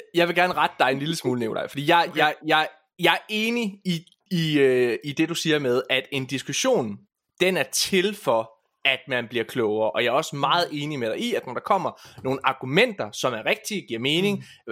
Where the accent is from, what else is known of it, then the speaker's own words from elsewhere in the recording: Ølgod, Southern Denmark, Denmark; det er der, hvor jeg kommer fra.